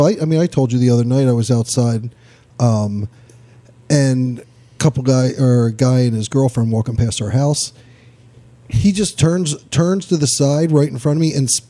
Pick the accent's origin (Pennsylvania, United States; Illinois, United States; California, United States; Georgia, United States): Pennsylvania, United States; Philadelphia; we're all from Philadelphia at this point.